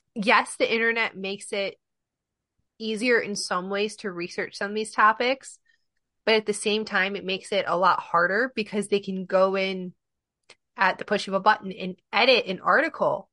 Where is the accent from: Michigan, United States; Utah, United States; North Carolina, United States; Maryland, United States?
Michigan, United States; now in Connecticut, United States; I'm originally from Michigan, but I live in Connecticut now.